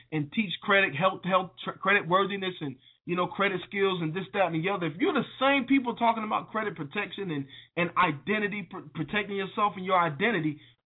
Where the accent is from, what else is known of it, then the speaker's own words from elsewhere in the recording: North Carolina, United States; Y'all in my hometown